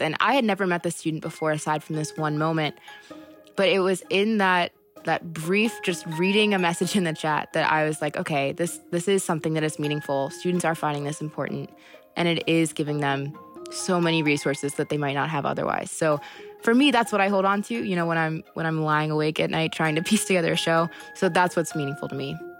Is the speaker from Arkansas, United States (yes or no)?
no; Fluvanna, Virginia, United States; also born or lived in Charlottesville; I was born in Fluvanna, but in a, a lot of ways Charlottesville raised me